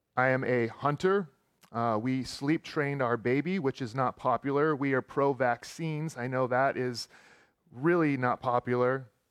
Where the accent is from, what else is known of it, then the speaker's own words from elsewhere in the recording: Texas, United States; moved away; also born or lived in Roseburg; I grew up in the South. I grew up in Texas